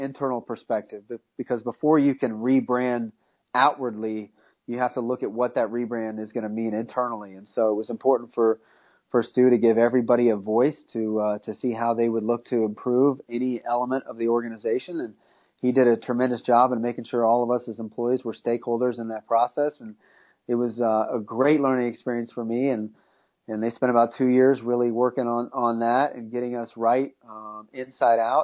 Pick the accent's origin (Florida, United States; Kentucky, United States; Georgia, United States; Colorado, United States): Florida, United States; Tampa; moved away as an adult; also born or lived in St. Louis; to come back home to my hometown and run the marketing division for the Bucs